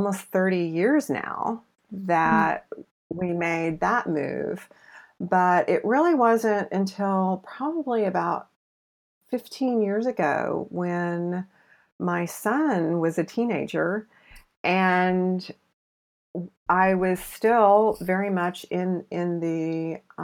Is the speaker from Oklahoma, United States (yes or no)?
yes; Oklahoma, United States; moved away as an adult; also born or lived in Seattle; was born and raised on the Bible Belt. Like literally, I lived in Oklahoma, a mile from Route 66